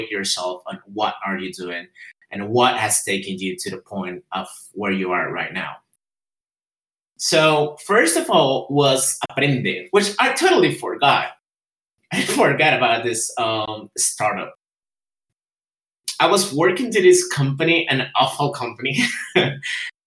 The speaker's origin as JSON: {"language": "English", "country": "Guatemala", "first_language": "Spanish", "second_language": "English", "said": "I'm from Guatemala, and I'm living in Guatemala."}